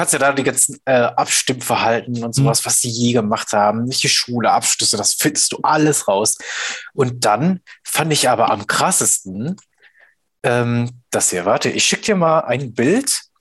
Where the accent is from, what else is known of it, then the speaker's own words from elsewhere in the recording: Ruhr area, North Rhine-Westphalia, Germany; bei uns im Pott